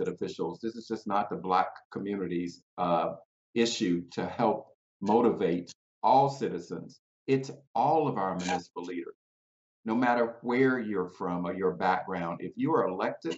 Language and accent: English; South Bay, Florida, United States; my hometown, Belgrade, South Bay, where I was mayor